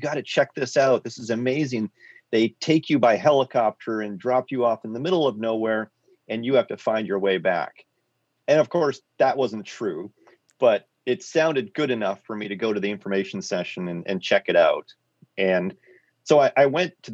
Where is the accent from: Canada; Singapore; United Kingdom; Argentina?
Canada; Quadra Island, British Columbia; I grew up on Quadra Island. It's a small island between Vancouver Island and the mainland.